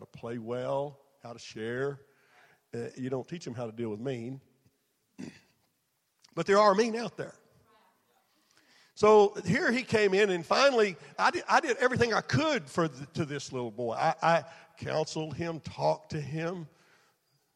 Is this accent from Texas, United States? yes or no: yes; Texas, United States; I was raised in Texas